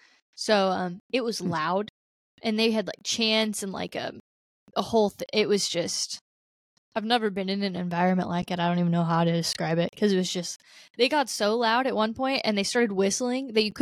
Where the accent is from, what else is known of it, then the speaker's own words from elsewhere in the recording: United States; And also, I'm very American, and I didn't know where I was going, so I just sat still.